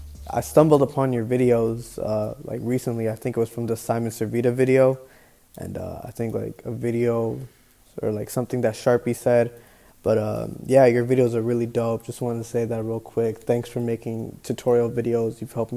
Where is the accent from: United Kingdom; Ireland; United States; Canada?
Canada; Toronto, Ontario; I'm from Toronto. I'm 17.